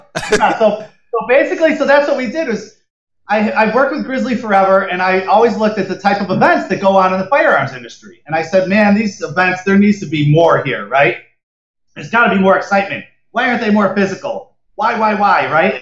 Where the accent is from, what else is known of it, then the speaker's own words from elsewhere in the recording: Rochester, New York, United States; growing up in Rochester when it, it gets so cold and so snowy in the winter